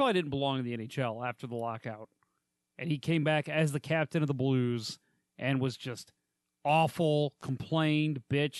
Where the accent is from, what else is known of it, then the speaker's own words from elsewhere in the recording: St. Louis, Missouri, United States; I'm from St. Louis.